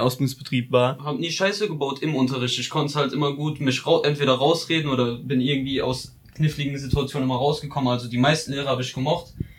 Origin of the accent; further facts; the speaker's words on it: Ludwigshafen, Rhineland-Palatinate, Germany; ich bin eigentlich nie aus Ludwigshafen rausgekommen, bin in Lu geboren